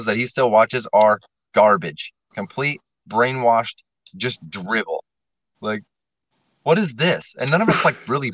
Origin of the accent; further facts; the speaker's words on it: Nebraska, United States; the Carpenters Union in my hometown in Nebraska